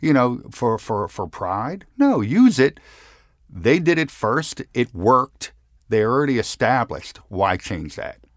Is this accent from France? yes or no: no; Philadelphia, Pennsylvania, United States; as a young man growing up in Center City, Philadelphia, my grandfather had a store at, uh, fifteenth and Randstead